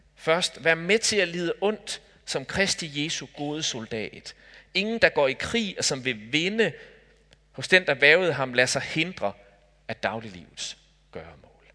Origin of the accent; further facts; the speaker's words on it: Denmark; Jeg er dansker